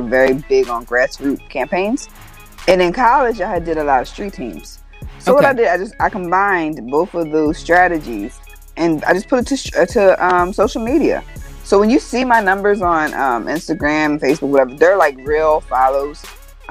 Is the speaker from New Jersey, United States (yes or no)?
yes; New Jersey, United States; now in Atlanta, United States; I am from New Jersey. I'm from Exit 1